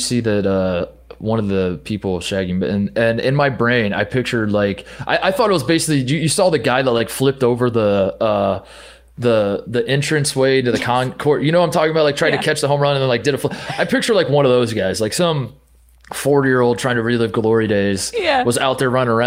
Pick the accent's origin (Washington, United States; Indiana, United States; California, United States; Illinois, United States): Indiana, United States; Danville; Growing up in Danville, Indiana